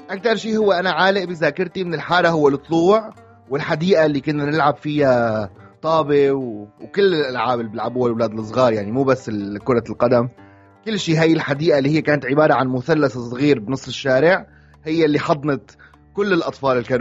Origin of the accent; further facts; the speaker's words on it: Aleppo, Aleppo Governorate, Syria; لانه هو فعلا البيت هلا هو كحي كان ضمن حي سيف الدوله آه، بحلب